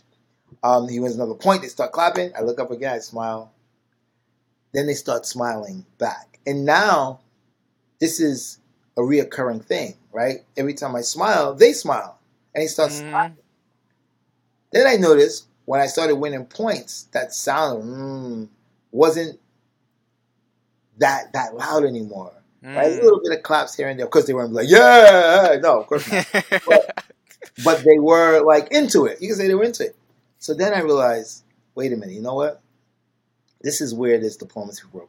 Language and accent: English; United States; I'm American